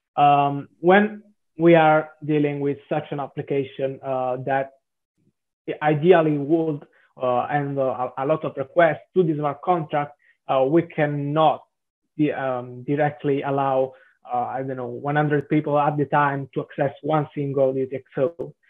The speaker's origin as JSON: {"language": "English", "region": "Southern Italy", "country": "Italy", "accent": "Italian", "second_language": "English", "moved": "yes", "lives_now": "Milan, Italy", "said": "I'm uh, Italian, uh, as mm-hmm. probably the accent uh, may transpire."}